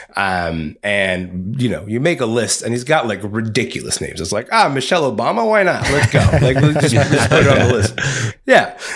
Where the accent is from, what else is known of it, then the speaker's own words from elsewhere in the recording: Kingston, Ontario, Canada; growing up in Kingston, Ontario